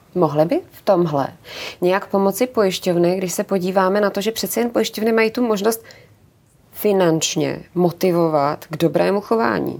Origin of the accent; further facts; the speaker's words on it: Czechia; jsme my řidiči, jako Češi